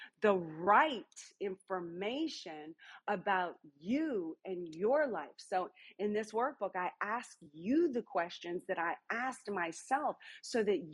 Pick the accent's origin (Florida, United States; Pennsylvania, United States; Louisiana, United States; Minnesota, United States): Louisiana, United States; New Orleans; I'm from New Orleans, Louisiana